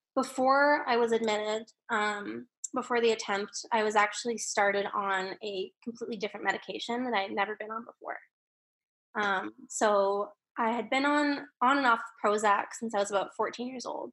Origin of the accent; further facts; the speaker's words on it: Calgary, Alberta, Canada; now in British Columbia, Canada; I was born in Calgary, Alberta